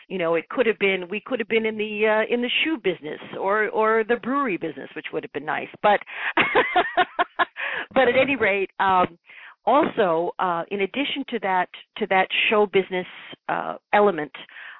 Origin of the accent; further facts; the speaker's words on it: Ireland; So I was raised in an although raised as Catholic, being Irish, of course, I was raised also with a complete openness to the unseen world